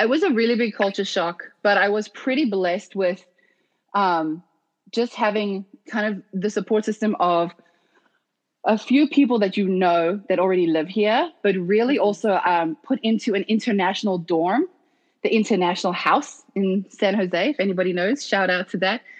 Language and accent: English; South Africa; moved away as an adult; being born and raised in South Africa, firstly. And then I was recruited to D1 college at 17